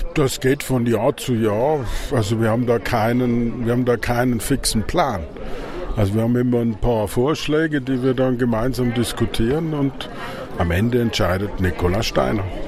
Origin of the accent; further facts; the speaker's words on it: Austria; das lernen wir als Tiroler und Vorarlberger